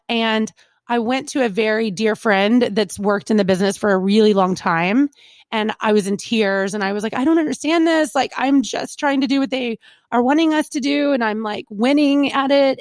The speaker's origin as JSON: {"language": "English", "region": "Kentucky", "country": "United States", "said": "we're from Kentucky, like good old boy"}